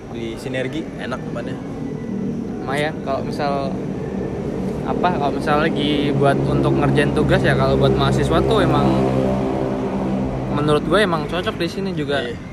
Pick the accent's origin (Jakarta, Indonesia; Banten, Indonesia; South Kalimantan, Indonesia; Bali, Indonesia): South Kalimantan, Indonesia; kebetulan gue dapat kerja di barista di daerah gue Kalimantan Selatan